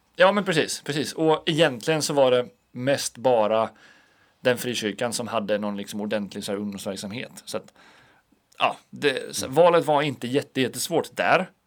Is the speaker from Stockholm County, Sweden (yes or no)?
no; Alunda, Uppsala County, Sweden; now in Linköping, Sweden; hemma i Alunda där jag kommer ifrån